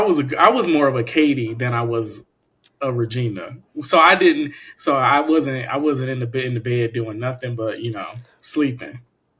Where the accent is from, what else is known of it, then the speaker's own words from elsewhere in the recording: Detroit, Michigan, United States; growing up in Detroit